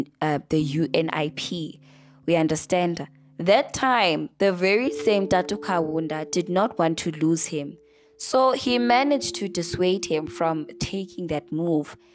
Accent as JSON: {"language": "English", "country": "South Africa", "said": "South Africans"}